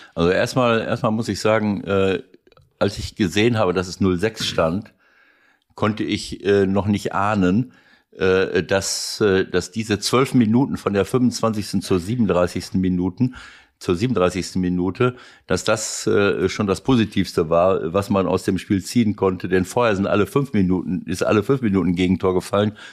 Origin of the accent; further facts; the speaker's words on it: Mönchengladbach, North Rhine-Westphalia, Germany; für meine Heimatstadt